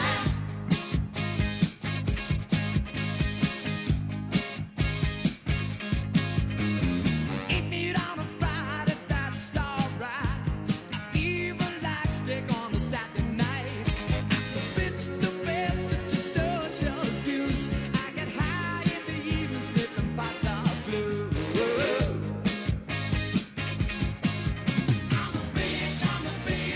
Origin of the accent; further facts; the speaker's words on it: Pinedale, Wyoming, United States; I do still claim a bit of brick and mortar in my hometown of Pinedale, Wyoming